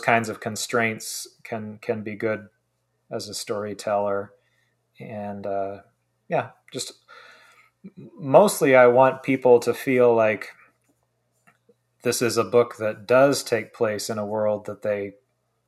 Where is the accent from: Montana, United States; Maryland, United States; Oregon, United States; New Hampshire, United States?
Oregon, United States; Oregon coast, United States; I grew up on the Oregon coast for most of my childhood.